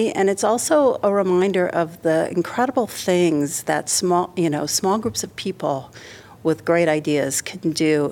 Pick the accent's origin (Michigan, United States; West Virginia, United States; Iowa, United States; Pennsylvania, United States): Iowa, United States; Iowa City; I grew up in Iowa City